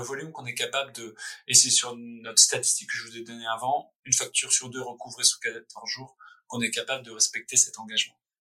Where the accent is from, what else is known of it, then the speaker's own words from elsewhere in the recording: France; also born or lived in Paris / San Francisco; c'est notre pays, enfin je suis français